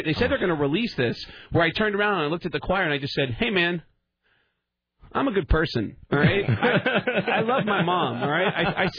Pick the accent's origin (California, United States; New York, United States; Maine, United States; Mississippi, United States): New York, United States; New York City; And I grew up in the Bronx. I never got an accent from the Bronx.